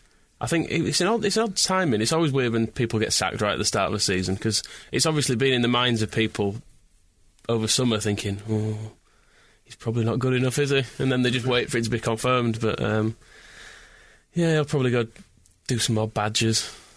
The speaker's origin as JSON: {"language": "English", "region": "Scotland", "country": "United Kingdom", "said": "I'm from Scotland and I know it's crap."}